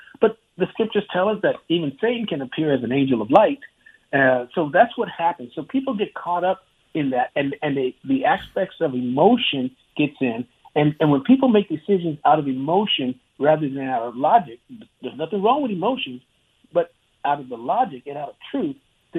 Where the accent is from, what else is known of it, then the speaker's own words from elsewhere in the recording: Clovis, New Mexico, United States; because I grew up in Clovis, New Mexico, and my dad was in the Air Force